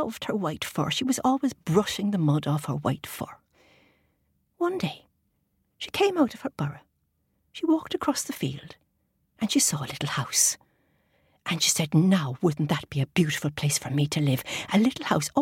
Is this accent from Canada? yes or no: no; Ireland; I grew up in Ireland